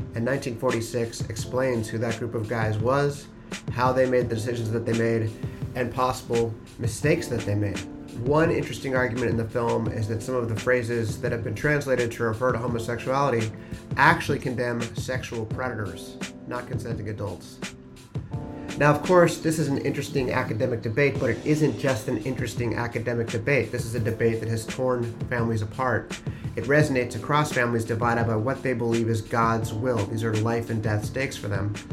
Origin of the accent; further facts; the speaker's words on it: Swarthmore, Pennsylvania, United States; I grew up in Swarthmore, Pennsylvania